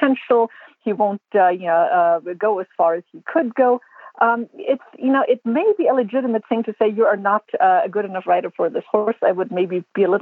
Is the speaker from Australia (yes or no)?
no; Germany; now in United States; I grew up in Germany and I got yelled at a lot as a child in group lessons on lesson horses.